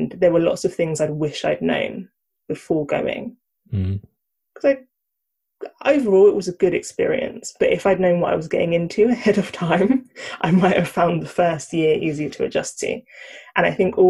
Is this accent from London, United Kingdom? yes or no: yes; Croydon, London, United Kingdom; I grew up in Croydon, born and bred, still here